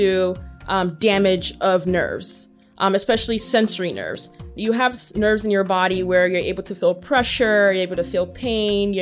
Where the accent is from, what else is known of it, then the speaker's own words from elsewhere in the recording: United States; also born or lived in Nigeria; I spent most of my childhood here in the United States.